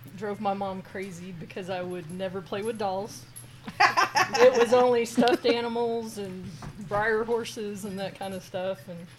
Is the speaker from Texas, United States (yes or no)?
yes; Dallas, Texas, United States; I grew up in Dallas.